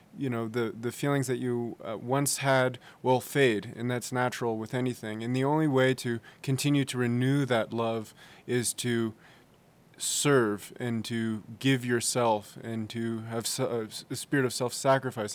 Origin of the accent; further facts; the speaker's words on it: San Francisco, California, United States; I'm from San Francisco, California